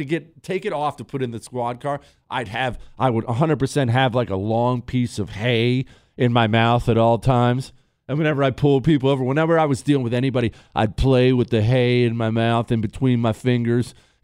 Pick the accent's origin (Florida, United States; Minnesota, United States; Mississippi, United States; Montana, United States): Montana, United States; I was not from Texas, obviously. I joined from Montana.